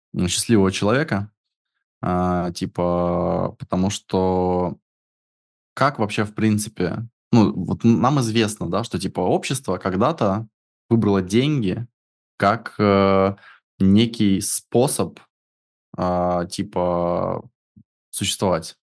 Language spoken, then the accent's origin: Russian; Siberia, Russia; я из тех краев, где невозможно это иметь